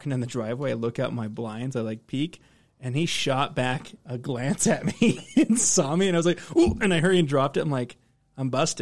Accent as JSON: {"language": "English", "region": "Utah", "country": "United States", "tie": "born or raised there", "said": "growing up in Utah, we have a lot of LDS folks"}